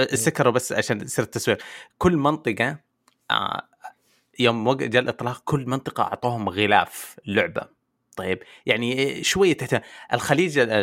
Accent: Saudi Arabia

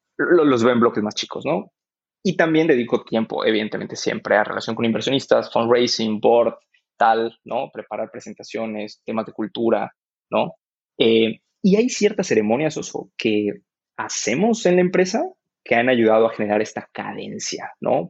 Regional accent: Mexico

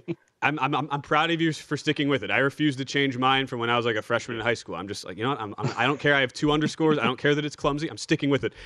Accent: Wisconsin, United States; also born or lived in Milwaukee; now in Las Vegas, United States; Wisconsin, uh, my home state

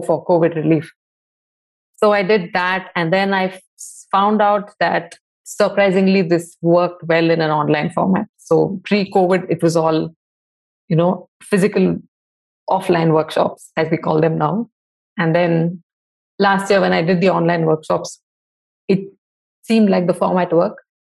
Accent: Bangalore, Karnataka, India; I grew up in Bangalore in the 80s

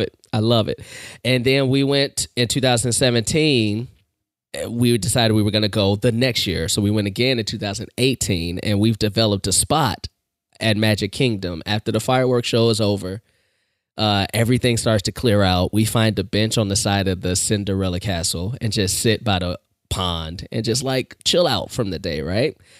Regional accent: Chicago, Illinois, United States; I was born and raised on the South Side.

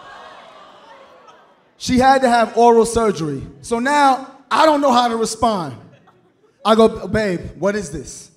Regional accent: New York City, New York, United States; I am from Brooklyn

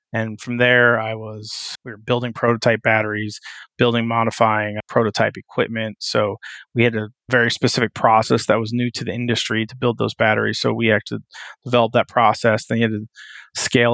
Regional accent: West Coast, United States; also born or lived in New Jersey / Wyoming; now in Pittsburgh, United States; So I grew up on the West Coast

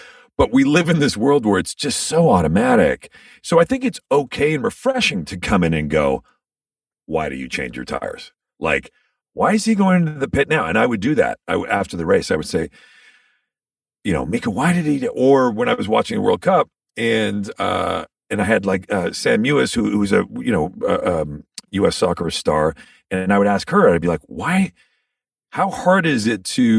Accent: Canada; as a Canadian, so I grew up watching hockey

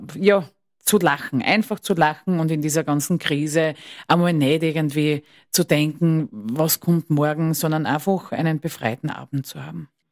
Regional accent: Styria, Austria; Ich komme aus der Steiermark.

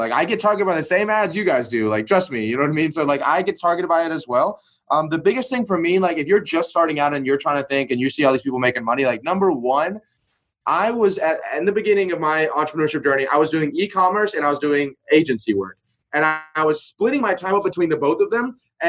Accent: Destin, Florida, United States; I was at Starbucks, which I used to work out at in my hometown of Destin, Florida.

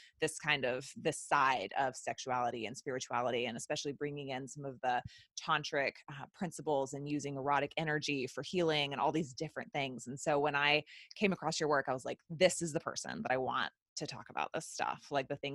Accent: the South, United States; growing up in the South and the Bible Belt

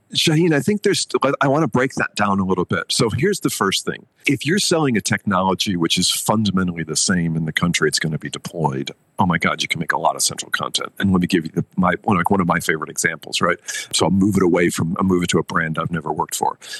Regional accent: United States; moved away as an adult; also born or lived in Tokyo / Nanjing / Mumbai; I grew up in America

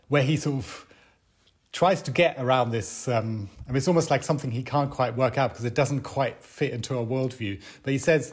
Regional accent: Hamburg, Germany; moved away as an adult; now in Berlin, Germany; I'm German, but I grew up in West Germany, in Hamburg.

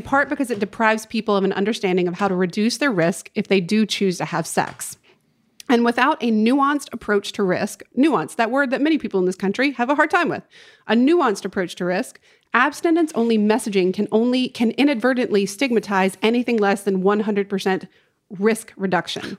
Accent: Winston-Salem, North Carolina, United States; moved away; the gas station in my hometown makes the best fried chicken

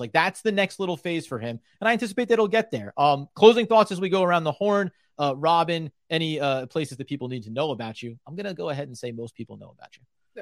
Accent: New Jersey, United States; I grew up in New Jersey, still live in New Jersey, diehard Nets fan

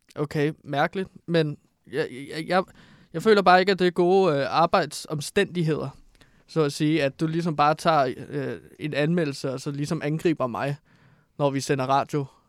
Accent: Herlev, Capital Region of Denmark, Denmark; Jeg kommer fra Herlev

